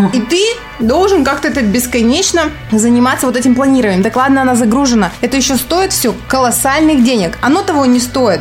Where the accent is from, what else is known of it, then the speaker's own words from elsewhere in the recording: Kostroma, Kostroma Oblast, Russia; Я из Костромы